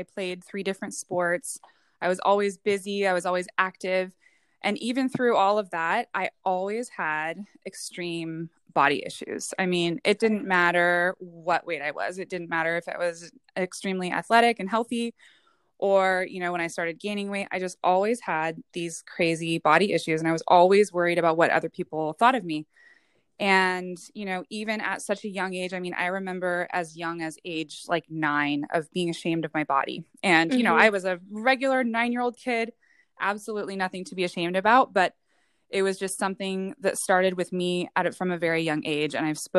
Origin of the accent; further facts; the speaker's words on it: West Coast, United States; also born or lived in Hawaii / Oregon / San Diego; So I was actually born in Hawaii, raised most West Coast, whether it was in Oregon or California, but have spent the majority of my life in the San Diego area.